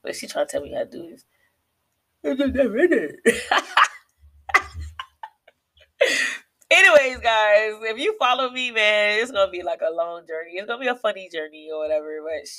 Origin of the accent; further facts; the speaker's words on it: South Florida, United States; I'm from South Florida